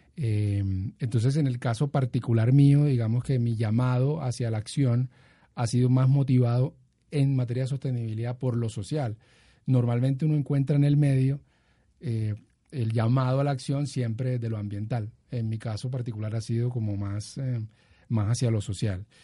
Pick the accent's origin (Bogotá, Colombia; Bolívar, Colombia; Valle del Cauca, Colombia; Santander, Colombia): Bolívar, Colombia; Cartagena; also born or lived in Bucaramanga; nos mudamos para Cartagena de Indias, en el norte del país y allí pues crecí y, estudié, entonces digamos que soy cartagenero